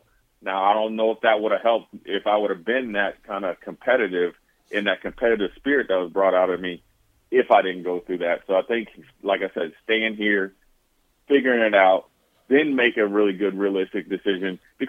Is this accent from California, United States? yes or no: no; Montana, United States; And I had a good camp, but I'm from Montana.